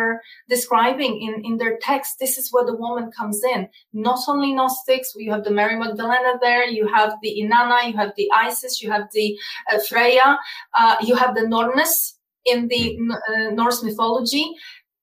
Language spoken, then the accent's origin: English; Poland; English is a second language; moved away; I come from Eastern Europe. I come from Poland specifically